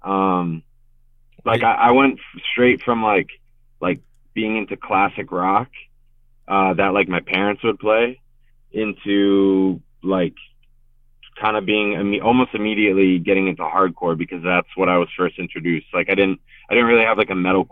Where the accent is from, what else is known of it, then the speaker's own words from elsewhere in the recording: Richmond, Virginia, United States; also born or lived in New Haven, Connecticut; now in New York, United States; I was born in Connecticut, in New Haven, but my family moved down to Richmond when I was 5 or 6. So I basically grew up in Richmond